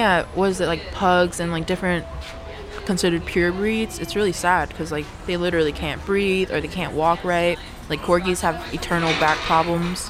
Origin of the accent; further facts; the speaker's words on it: New York, United States; now in North Carolina, United States; I'm from New York where we have the MTA and we know how to mind our own business